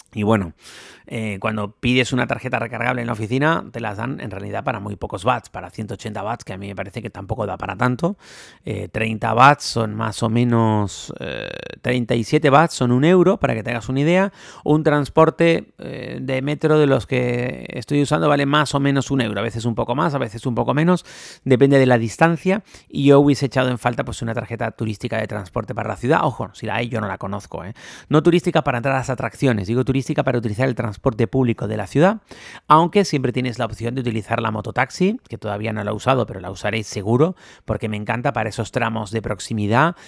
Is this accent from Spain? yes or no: yes; Spain; now in Bangkok, Thailand; Los españoles somos latinos